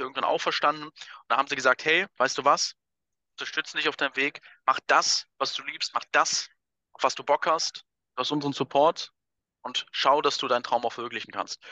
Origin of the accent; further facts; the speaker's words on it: Wuppertal, North Rhine-Westphalia, Germany; moved away as an adult; now in Vienna, Austria; ich komme ja ursprünglich aus Wuppertal, aus Deutschland, wohne jetzt ja seit fünf Jahren auch in Wien